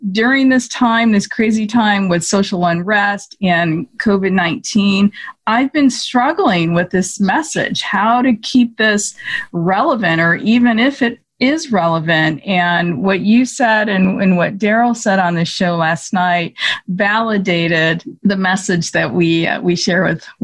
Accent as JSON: {"language": "English", "region": "Michigan", "country": "United States", "said": "Michigan, my home state."}